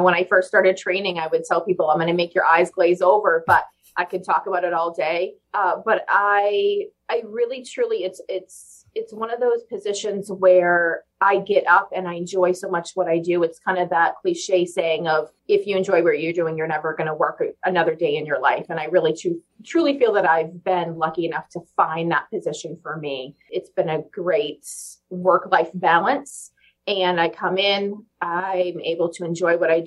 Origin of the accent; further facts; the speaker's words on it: Bangor, Maine, United States; I was born and raised right here in Bangor